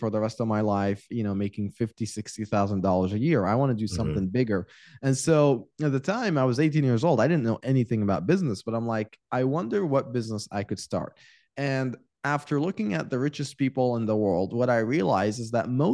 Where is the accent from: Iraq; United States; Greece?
Iraq; moved away; I was born and raised in Iraq